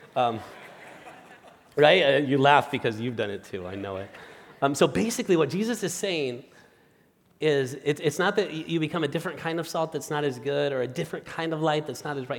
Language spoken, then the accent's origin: English; Spain; moved away as an adult; now in United States; my wife, Marta, and I are originally from Spain